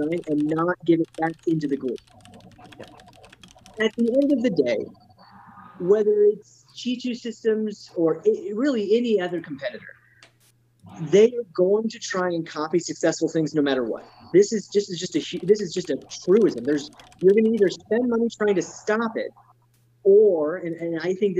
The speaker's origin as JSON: {"language": "English", "country": "United States", "said": "I am an American"}